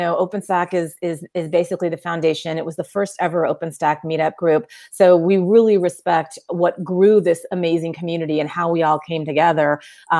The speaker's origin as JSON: {"language": "English", "area": "Silicon Valley", "region": "California", "country": "United States", "tie": "born or raised there", "said": "I grew up here in the Silicon Valley"}